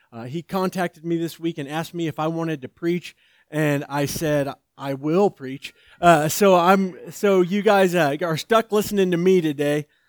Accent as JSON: {"language": "English", "area": "outside of Atlanta", "region": "Georgia", "country": "United States", "tie": "born or raised there", "said": "I was born outside of Atlanta, Georgia, uh, in the back of a pickup truck"}